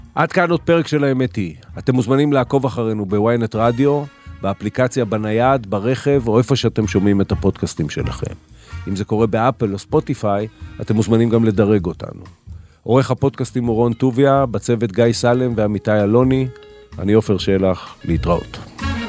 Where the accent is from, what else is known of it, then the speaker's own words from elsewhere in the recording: Israel; אנחנו שנולדנו פה, כמו שאתה אומר, שאנחנו מהמקום הזה ואנחנו גדלנו בתוכו